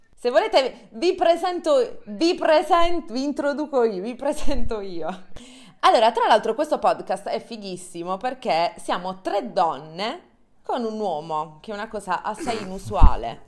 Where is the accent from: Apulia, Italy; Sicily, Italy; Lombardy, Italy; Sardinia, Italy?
Apulia, Italy; Bari; now in Milan, Italy; ho trentatré anni, vengo da Bari